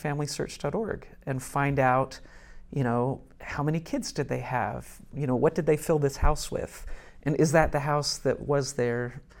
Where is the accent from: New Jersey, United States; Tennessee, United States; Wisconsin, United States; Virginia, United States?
Tennessee, United States; moved away as an adult; also born or lived in North Woburn, Massachusetts; now in Wilmington, United States; No, I'm from Tennessee.